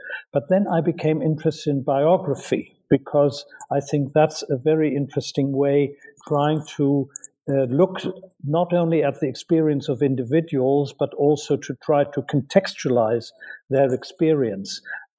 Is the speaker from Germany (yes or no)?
yes; Hamburg, Germany; moved away as an adult; also born or lived in Berlin / Chapel Hill, United States; I grew up in Germany. I was born in Berlin and grew up in Hamburg and started my studies at Göttingen University in Germany.